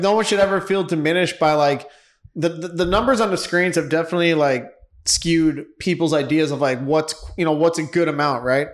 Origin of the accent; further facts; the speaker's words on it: Los Angeles, California, United States; also born or lived in New York; born in New York, moved to Los Angeles when I was young